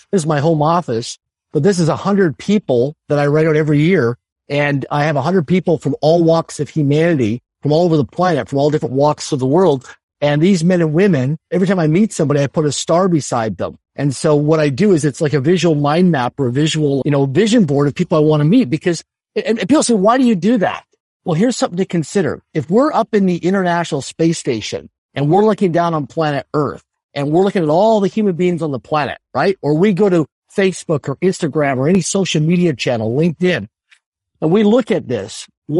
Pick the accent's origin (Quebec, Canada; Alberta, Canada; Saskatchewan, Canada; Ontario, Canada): Saskatchewan, Canada; Swift Current; I grew up in Sub-Current, Saskatchewan, a city of less than 20,000 people in population. It wasn't a big city. It wasn't a major city.